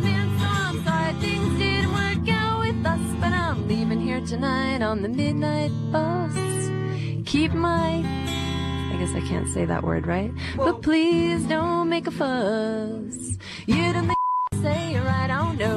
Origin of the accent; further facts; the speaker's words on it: United States; I'm from America